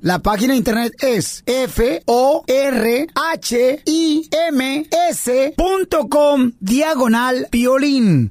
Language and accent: Spanish; Ocotlán, Jalisco, Mexico; moved away; Ocotrán, Jalisco, mi tierra natal